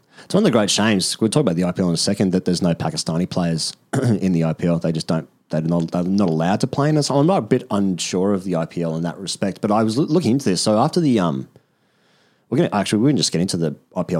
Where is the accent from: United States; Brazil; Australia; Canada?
Australia; Because I'm Australian